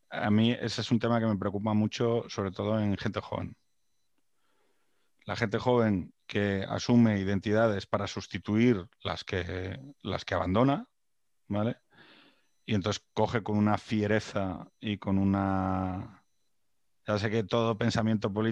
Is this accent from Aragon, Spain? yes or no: no; Jaén, Andalusia, Spain; Oiga, que soy de Jaén, pero que, soy algo más, ¿no? Que, andaluz.